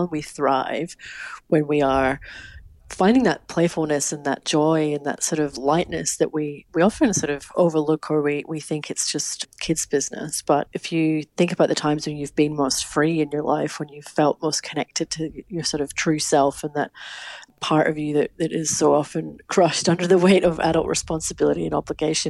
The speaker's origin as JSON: {"language": "English", "region": "Scotland", "country": "United Kingdom", "moved": "yes", "said": "my home country of Scotland."}